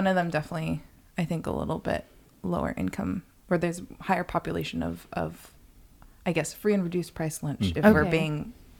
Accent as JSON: {"language": "English", "town": "Los Angeles", "region": "California", "country": "United States", "tie": "born or raised there", "said": "I was born in the San Fernando Valley, so I'm an official Valley girl."}